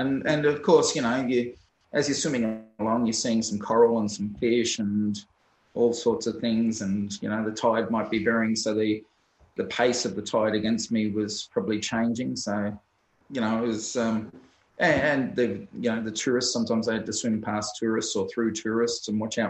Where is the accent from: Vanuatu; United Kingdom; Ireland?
Vanuatu; Port Vila, Shefa; also born or lived in Penrith, Sydney, Australia; Well, my journey in swimming started in Vanuatu. I was born in Penrith in Sydney, and my dad got transferred to Vanuatu when I was about 9 to Port Vila.